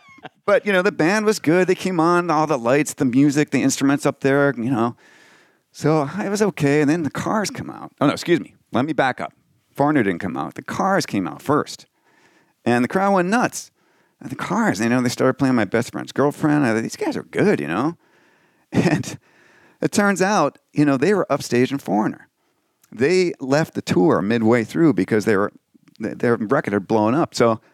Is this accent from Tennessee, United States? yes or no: no; New Jersey, United States; I did. I grew up out east in New Jersey.